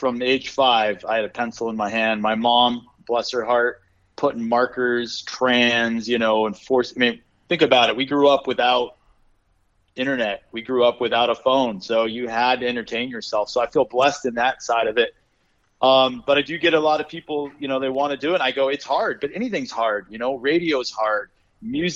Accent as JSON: {"language": "English", "town": "Tucson", "region": "Arizona", "country": "United States", "tie": "born or raised there", "said": "I was born and raised in Arizona. So I grew up literally my dad taking me to ghost towns. I've been to Tombstone 100 times. Grew up in Tucson"}